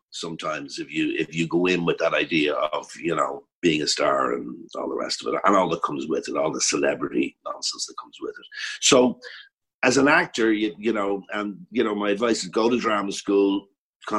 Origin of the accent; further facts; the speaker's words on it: Ireland; accent: Irish; I didn't have an Irish accent